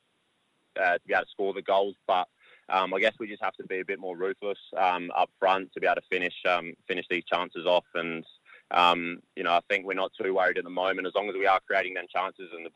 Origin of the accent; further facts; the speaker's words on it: Adelaide, South Australia, Australia; moved away as an adult; also born or lived in Berlin; Now I'm at my hometown club